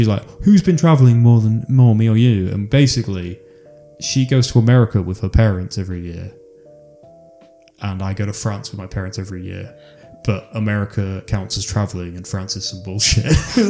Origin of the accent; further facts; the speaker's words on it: United Kingdom; So I'm British and they're Serbian.